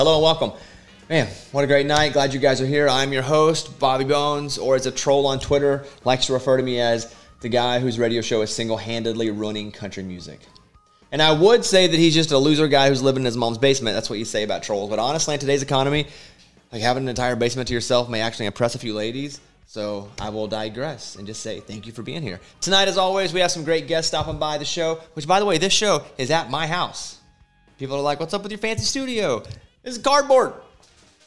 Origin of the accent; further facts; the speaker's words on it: Arkansas, United States; growing up in Arkansas where I grew up